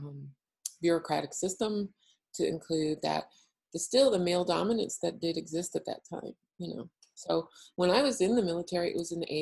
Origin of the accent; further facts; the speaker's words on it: Ohio, United States; moved away as an adult; I grew up in Ohio